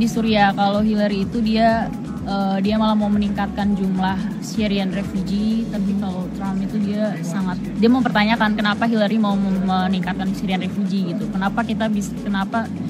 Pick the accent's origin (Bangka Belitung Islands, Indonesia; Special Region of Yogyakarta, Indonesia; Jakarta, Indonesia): Jakarta, Indonesia; moved away; aku dari Jakarta Indonesia